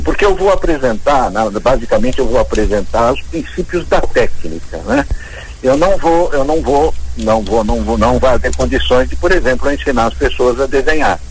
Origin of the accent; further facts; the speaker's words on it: São Paulo, Brazil; also born or lived in Joinville; Minha família, apesar de paulista, somos paulistas.